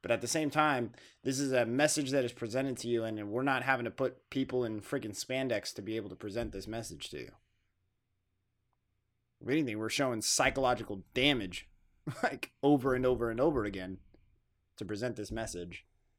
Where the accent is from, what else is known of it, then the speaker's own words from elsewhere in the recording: Tulare, California, United States; born there; I was born in Tulare. I left Tulare growing up and I moved around and then I came back when I was in high school